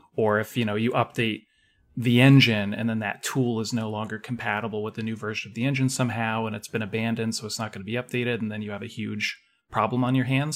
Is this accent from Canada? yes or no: yes; Canada; I'm, I'm Canadian